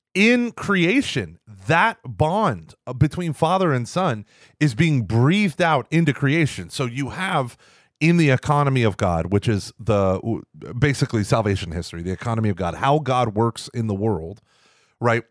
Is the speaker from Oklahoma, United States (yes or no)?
yes; Tulsa, Oklahoma, United States; growing up in Oklahoma, in Tulsa, in that diocese